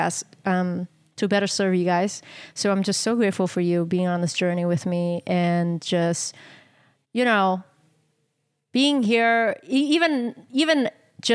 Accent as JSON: {"language": "English", "country": "Canada", "said": "our identity as Asian Canadian woman"}